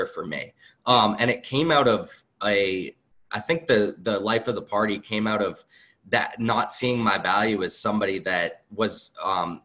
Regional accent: Acton, Massachusetts, United States; also born or lived in Boxborough, Massachusetts; I grew up in Acton, Boxborough, went to Acton, Boxborough

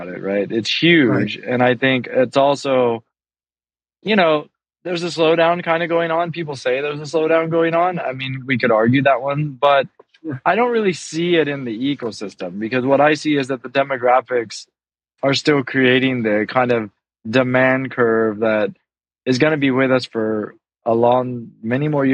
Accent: United States; moved away as an adult; also born or lived in Hong Kong / China / Thailand; now in Singapore; I was born and raised in the States

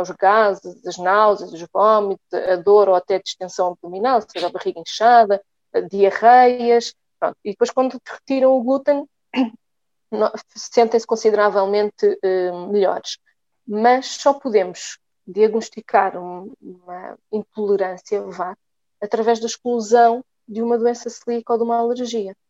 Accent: Lisbon, Portugal; sou natural de, de Lisboa

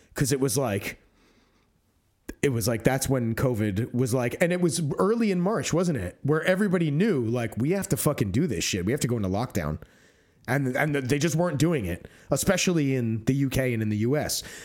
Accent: United States; now in United Kingdom; I'm American, but I'm also, you know, half Greek, and I live here on the strength of my Greek and therefore E U citizenship

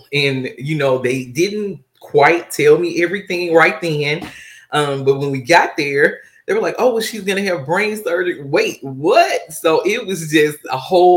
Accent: Monroe, Louisiana, United States; now in Texas, United States; I am originally from Monroe, Louisiana

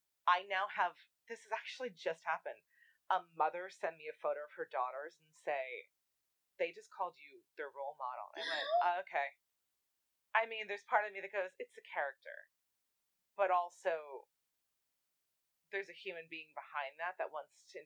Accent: New York, United States; I'm a New Yorker

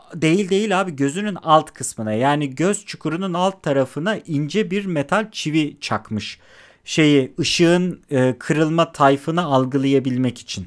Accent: İzmir, Turkey; ben İzmir'de doğmuş büyümüş

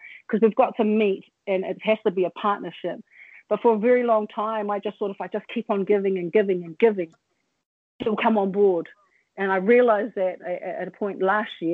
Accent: New Zealand; when I was born and I grew up here in Aotearoa

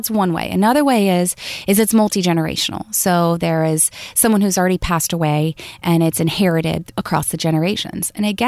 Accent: the South, United States; Plus, I'm from the South, so it can become nasally and a little high-pitched.

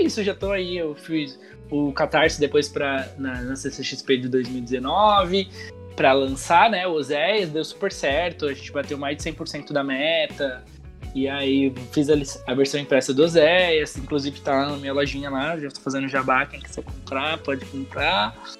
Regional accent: São Paulo, Brazil; lá na, na comunidade que eu cresci, lá no Capão

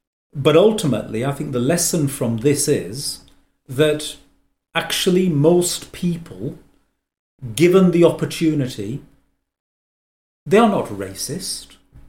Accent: England, United Kingdom; I speak as somebody who's born and brought up in England, as to immigrant parents, and has had a very positive experience.

